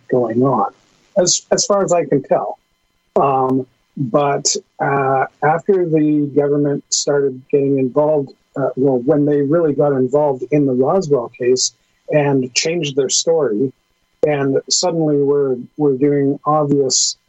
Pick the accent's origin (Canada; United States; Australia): Canada; as a Canadian